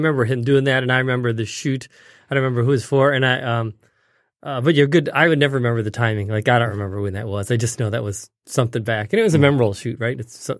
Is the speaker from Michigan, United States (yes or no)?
yes; St. Clair Shores, Michigan, United States; also born or lived in Detroit; I was born in Detroit. Mm. So I'm, grew up in the suburbs of Detroit, St. Clair Shores, so pretty close. I've been in Michigan ever since.